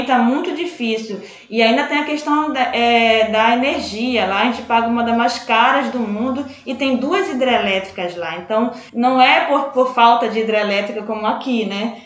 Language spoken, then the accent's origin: Portuguese; Médio Rio Moju, Pará, Brazil; Eu sou ribeirinha, eu sou do Médio Rio Moju lá